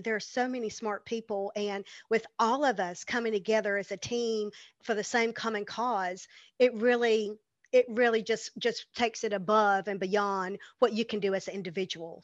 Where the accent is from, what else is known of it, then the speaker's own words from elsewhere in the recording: the South, United States; growing up in the South, growing up in church